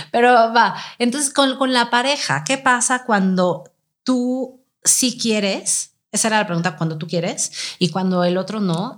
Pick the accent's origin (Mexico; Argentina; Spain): Mexico; Mexico City; somos de la Ciudad de México